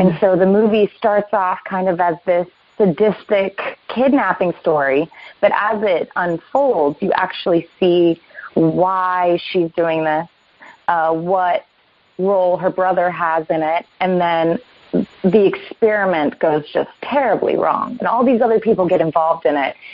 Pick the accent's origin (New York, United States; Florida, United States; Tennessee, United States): Florida, United States; Vero Beach; moved away as an adult; also born or lived in Orlando, Florida; now in Los Angeles, United States; I grew up in Florida, uh, mostly in mm-hmm. Orlando in a small town called uh, Vero Beach